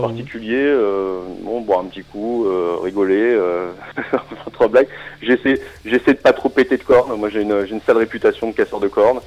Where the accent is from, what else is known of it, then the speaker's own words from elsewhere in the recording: Strasbourg, Grand Est, France; je suis Strasbourgeois